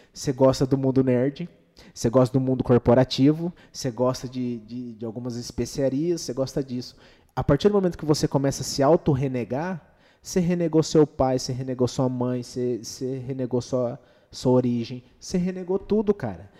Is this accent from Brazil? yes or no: yes; Dourados, Mato Grosso do Sul, Brazil; cidade natal nossa é qual? Dourados, Mato Grosso do Sul